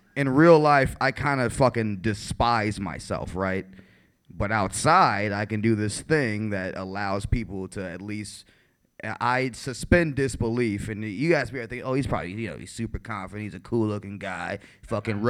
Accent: Chicago, Illinois, United States; I'm from the South Side of Chicago.

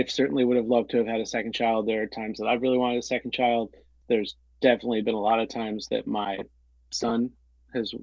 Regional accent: Central New York, United States; moved away; where I grew up in Central New York

